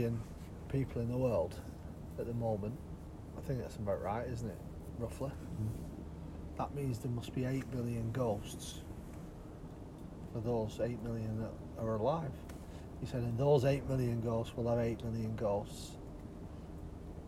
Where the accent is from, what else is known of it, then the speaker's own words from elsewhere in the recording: Leigh, North West England, United Kingdom; I grew up in Lee